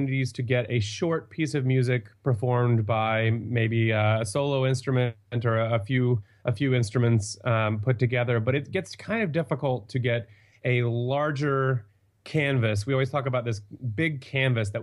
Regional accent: Dallas, Texas, United States; I'm originally from Dallas

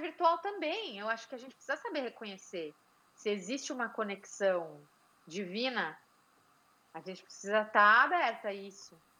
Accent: São Paulo, Brazil; also born or lived in Pennsylvania; now in United States

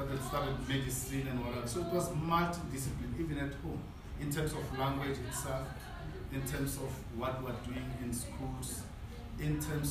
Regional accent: Soweto, Gauteng, South Africa; I was born and bred in Soweto

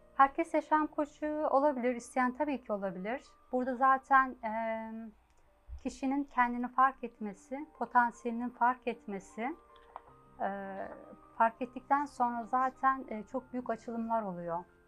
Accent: Ankara, Turkey; moved away as an adult; now in Germany; ben 1971 Ankara doğumluyum. Ee, Ankara'da Liseyi bitirdim. Daha sonra Almanya'ya gittim. Yaklaşık 32 senedir de Almanya'dayım.

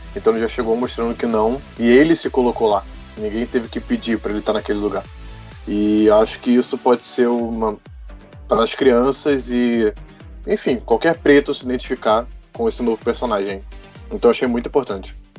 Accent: Brazil; eu sou brasileiro

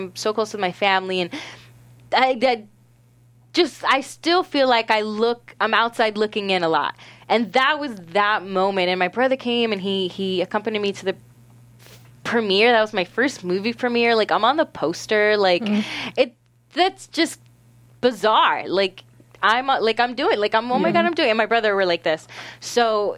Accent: Orlando, Florida, United States; in Florida, like, where I grew up in Orlando

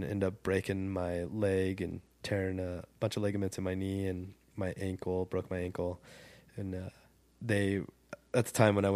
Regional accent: Ridgecrest, California, United States; also born or lived in Lone Pine, California; I grew up in Ridgecrest

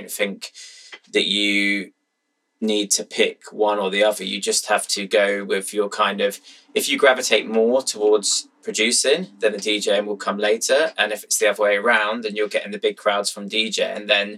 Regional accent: Brighton, South East England, United Kingdom; I've kept it in my hometown

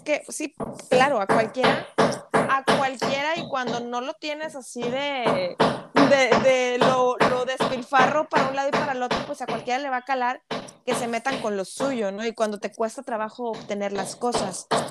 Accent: Monterrey, Nuevo León, Mexico; hablando de Monterrey, que somos regias

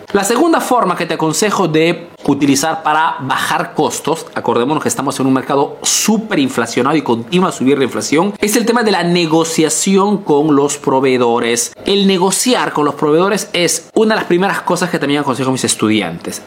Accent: Peru; now in Italy

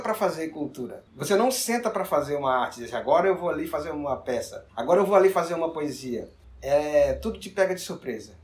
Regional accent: Northeast Region, Brazil; Lá na minha região nordestina

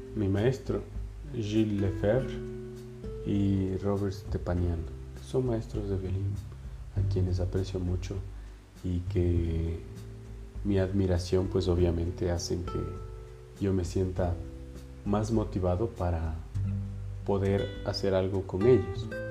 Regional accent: Ibarra, Imbabura, Ecuador; moved away as an adult; now in Quito, Ecuador

